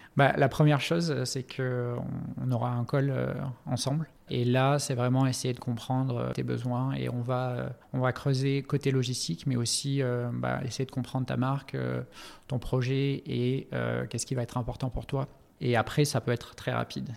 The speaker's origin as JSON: {"language": "French", "town": "Montpellier", "region": "Occitania", "country": "France", "also_born_or_lived": "Africa / Middle East", "moved": "as an adult", "said": "je suis originaire de Montpellier"}